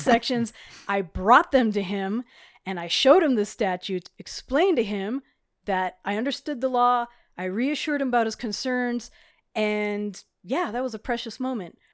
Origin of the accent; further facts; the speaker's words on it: Hawaii, United States; now in Colorado, United States; I grew up in Hawaii, which had different laws at the time